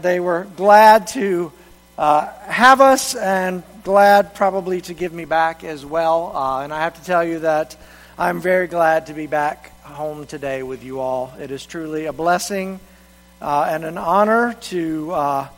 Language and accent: English; Reidsville, North Carolina, United States; moved away as an adult; also born or lived in Columbia, South Carolina; my hometown of Reidsville, North Carolina